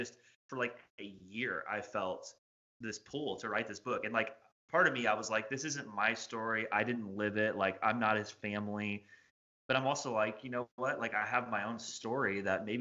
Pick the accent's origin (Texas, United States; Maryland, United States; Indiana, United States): Indiana, United States; moved away as an adult; now in Bowling Green, United States; I'm from Indiana, which is where we moved from